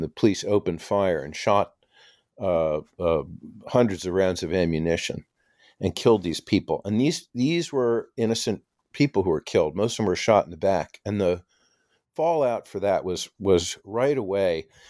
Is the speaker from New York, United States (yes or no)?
yes; New York City, New York, United States; I grew up in New York City on the Upper West Side